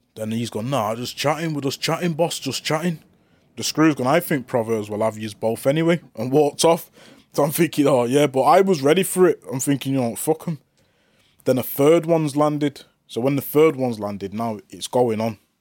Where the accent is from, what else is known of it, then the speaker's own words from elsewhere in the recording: Manchester, North West England, United Kingdom; I'm from Manchester